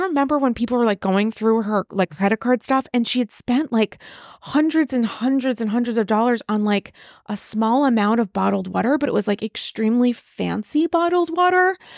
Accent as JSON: {"language": "English", "region": "Rhode Island", "country": "United States", "moved": "yes", "lives_now": "New York, United States", "said": "I'm from Rhode Island."}